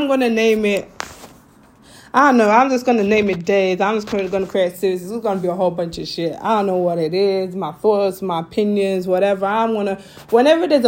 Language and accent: English; Sierra Leone; I'm from Sierra Leone